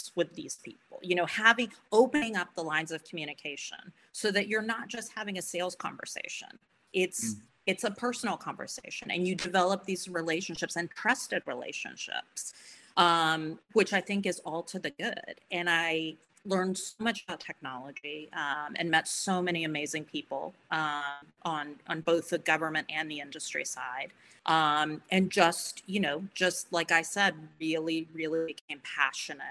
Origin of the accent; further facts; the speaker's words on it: Florida, United States; I grew up in Florida